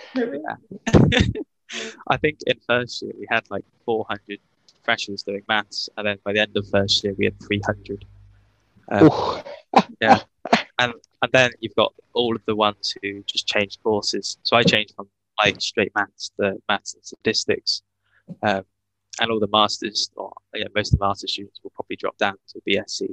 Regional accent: Worcester, West Midlands, United Kingdom; also born or lived in Bath; I'm from Worcester.

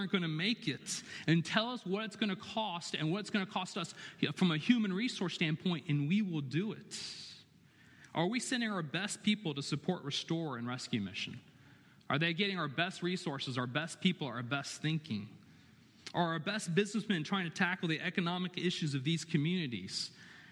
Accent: Chapel Hill, North Carolina, United States; I was born and raised in Chapel Hill

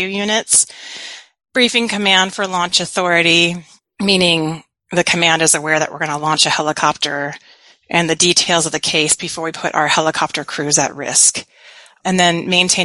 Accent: San Diego, California, United States; I was stationed in my hometown, San Diego, on board Coast Guard Cutter Hamilton.

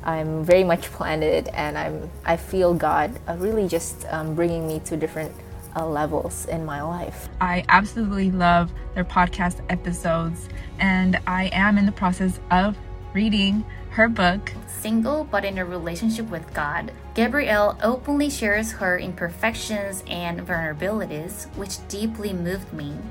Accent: South Korea; … from South Korea.

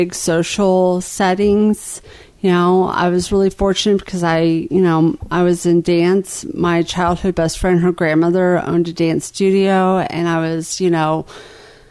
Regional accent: Jacksonville, Florida, United States; also born or lived in Lawton, Oklahoma; I was going into third grade when we moved to Jacksonville, Florida

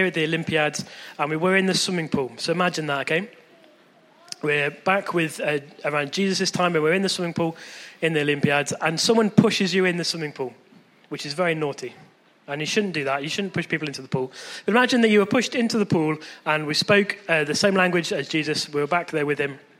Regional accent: Chippenham, South West England, United Kingdom; born or raised there

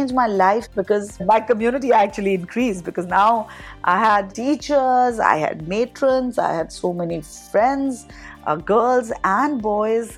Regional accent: Dhanbad, Jharkhand, India; also born or lived in Jamshedpur / Calcutta; Growing up in Dhanbad was especially beautiful because neighbors were wonderful

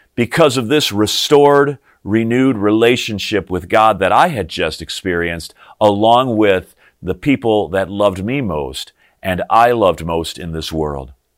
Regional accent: Morris, Illinois, United States; the Lutheran church that I grew up in over the hill, up on top of the hill in my hometown of Morris, Illinois.

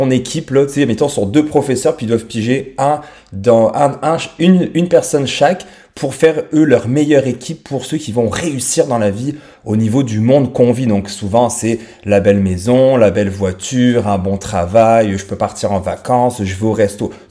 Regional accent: France; accent: French; j'ai 36 ans actuellement. j'ai un petit accent français parce que je viens de France.

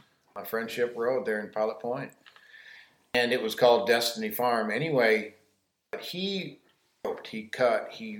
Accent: Helenville, Wisconsin, United States; I am from Helenville, Wisconsin. That's southern Wisconsin. And my family, they did the horses

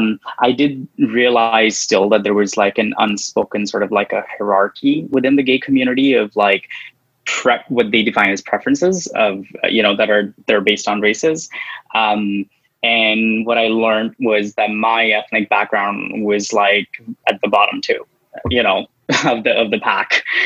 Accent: New Delhi, Delhi, India; now in Toronto, Canada; Which part of the north of India are you from? New Delhi. I'm from New Delhi. And typically, like, you know, it's a much larger city. It's like six times the size of Toronto.

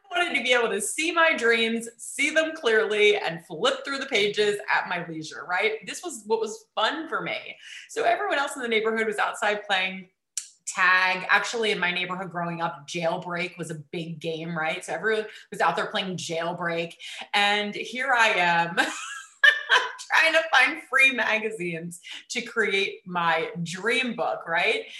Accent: East Coast, United States; I grew up on the East Coast

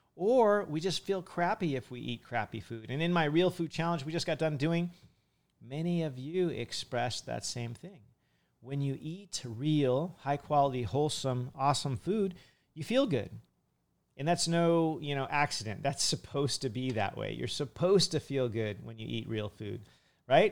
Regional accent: California, United States; now in Hawaii, United States; in California, as a kid, I used to go to some of the Asian markets

